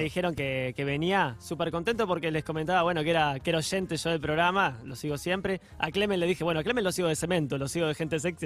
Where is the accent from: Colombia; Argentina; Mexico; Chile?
Argentina; Mar de Ajó, Buenos Aires Province; born or raised there; also born or lived in Boston